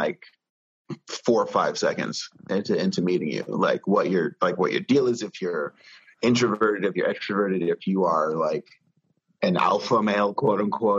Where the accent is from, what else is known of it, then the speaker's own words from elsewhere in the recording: New York City, New York, United States; I'm from Brooklyn